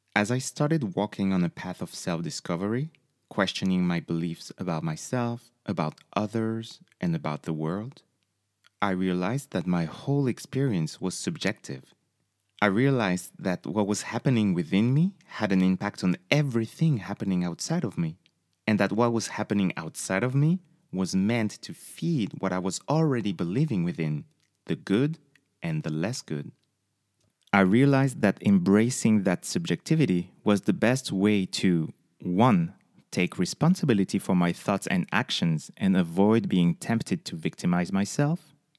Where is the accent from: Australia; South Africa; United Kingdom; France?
France; close to the Spanish border, south of France; moved away as an adult; also born or lived in Paris; now in United States; I was born and raised in the south of France, close from the Spanish border.